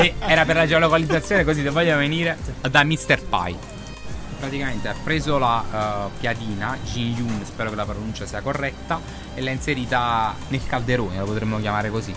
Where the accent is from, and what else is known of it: Naples, Campania, Italy; moved away; also born or lived in London